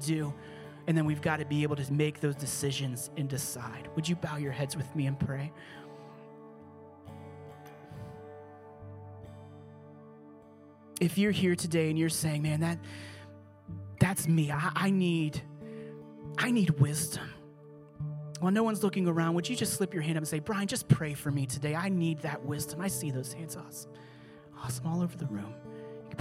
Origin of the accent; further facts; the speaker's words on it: Pittsburgh, Pennsylvania, United States; I grew up here. I'm from Pittsburgh.